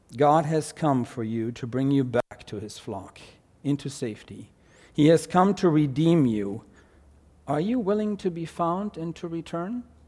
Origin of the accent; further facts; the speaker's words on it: Germany; accent: German; English is a second language; moved away; my German accent